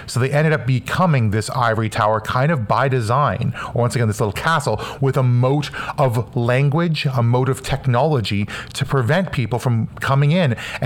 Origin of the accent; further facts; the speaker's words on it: Canada; I'm from Canada